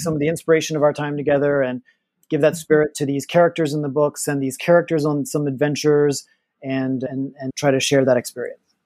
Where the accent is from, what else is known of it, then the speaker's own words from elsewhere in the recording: Louisiana, United States; moved away as an adult; also born or lived in Los Angeles; I'm from Louisiana. We were poor growing up